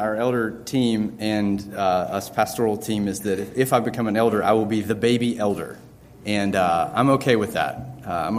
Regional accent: North Carolina, United States; now in Lynchburg, United States; I was born in North Carolina, so definitely a Tar Heel

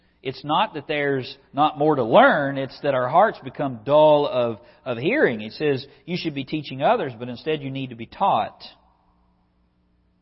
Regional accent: West Virginia, United States; I'm a country boy from West Virginia. I grew up on Fire Creek Road

